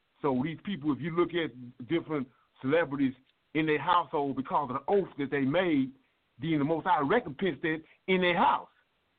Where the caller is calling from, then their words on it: Louisiana, United States; I'm from Louisiana.